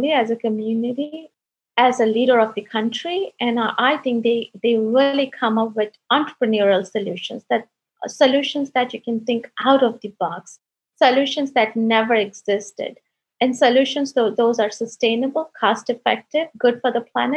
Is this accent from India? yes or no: yes; India; I'm the first girl in my family to get education. I come from India